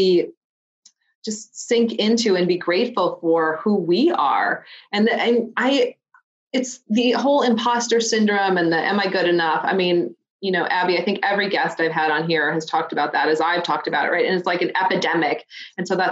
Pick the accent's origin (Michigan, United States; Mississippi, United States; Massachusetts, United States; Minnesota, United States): Minnesota, United States; accent: Minnesota; now fighting through my Minnesota accent